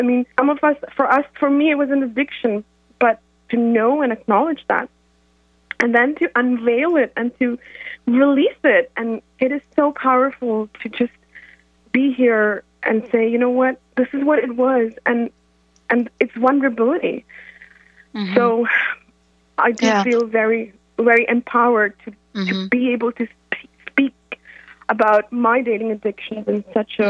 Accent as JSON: {"language": "English", "country": "India", "said": "I'm from India."}